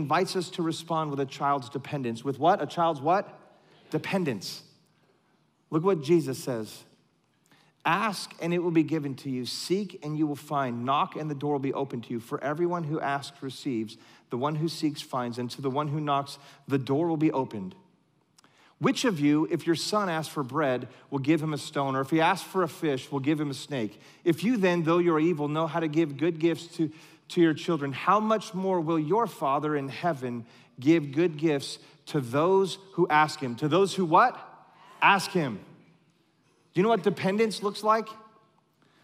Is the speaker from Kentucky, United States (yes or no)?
no; California, United States; moved away; I grew up in California